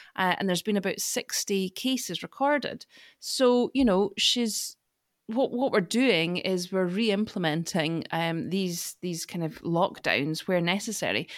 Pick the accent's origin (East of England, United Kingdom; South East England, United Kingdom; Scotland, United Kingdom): Scotland, United Kingdom; I'm Scottish